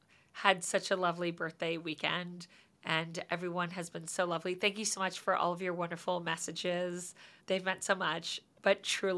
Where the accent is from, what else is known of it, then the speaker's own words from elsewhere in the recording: New Zealand; I'm from New Zealand, and 20 years ago, a lawyer in my town concocted a plan to kidnap a wealthy businessman